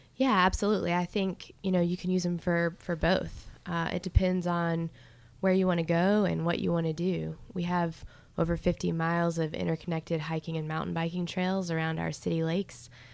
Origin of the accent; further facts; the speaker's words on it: Charlotte, North Carolina, United States; moved away as an adult; now in Greensboro, United States; I'm from Charlotte originally